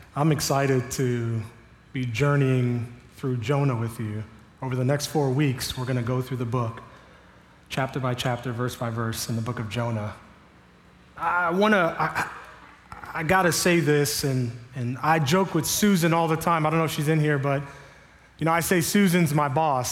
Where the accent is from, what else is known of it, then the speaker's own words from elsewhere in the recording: Miami, Florida, United States; now in Sarasota, United States; I grew up in Miami